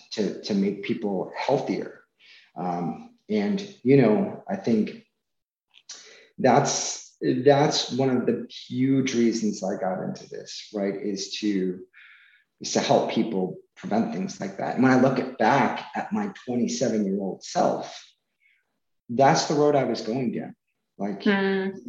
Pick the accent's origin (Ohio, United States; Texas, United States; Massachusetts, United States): Massachusetts, United States; since we have family here, we're from Massachusetts, we decided to move back